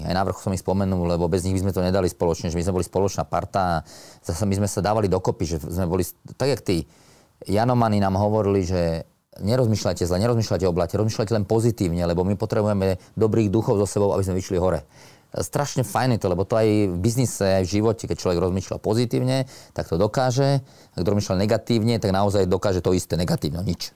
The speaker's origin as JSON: {"language": "Slovak", "country": "Slovakia", "said": "nás 10 Slovákov"}